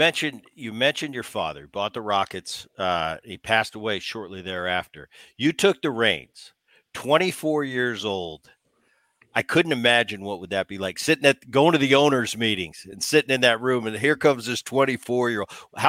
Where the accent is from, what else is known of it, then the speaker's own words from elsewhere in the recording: Philadelphia, Pennsylvania, United States; I remember, Gavin, I grew up in Philadelphia. My dad was playing for the Phillies all throughout the 70s. And so I was a Philly kid.